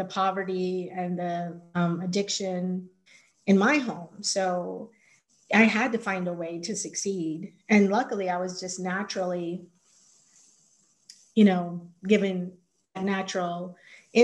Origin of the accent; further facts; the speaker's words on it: Arizona, United States; high school, Arizona, kind of civics class